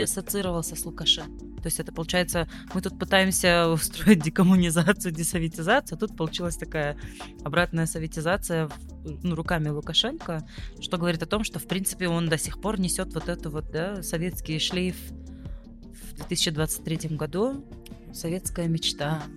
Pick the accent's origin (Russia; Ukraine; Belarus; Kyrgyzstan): Kyrgyzstan; для вот нас, для кыргызстанцев